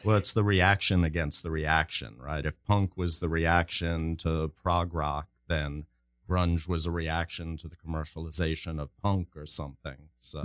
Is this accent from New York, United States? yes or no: yes; New York, United States; I'm from New York, so I'm a little more familiar with the New York scene